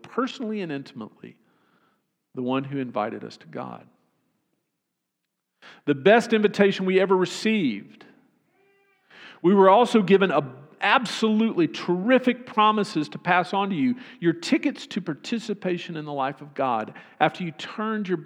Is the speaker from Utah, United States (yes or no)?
no; Austin, Texas, United States; I grew up in Austin